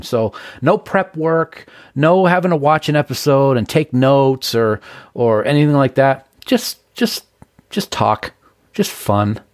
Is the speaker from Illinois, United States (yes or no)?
no; Nashua, New Hampshire, United States; the house that I grew up in on Browning in Nashua